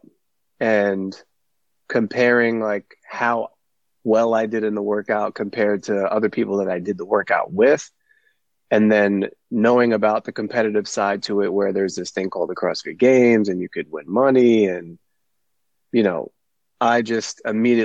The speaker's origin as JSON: {"language": "English", "town": "New York City", "region": "New York", "country": "United States", "tie": "born or raised there", "also_born_or_lived": "Long Island, New York / Bayport, New York", "said": "I'm a New York native. I grew up in Brooklyn, moved here to Long Island in the middle of high school, ninth grade."}